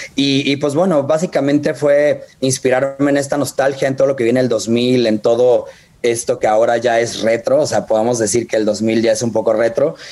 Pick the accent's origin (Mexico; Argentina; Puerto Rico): Mexico; Guadalajara, Jalisco; yo soy de Guadalajara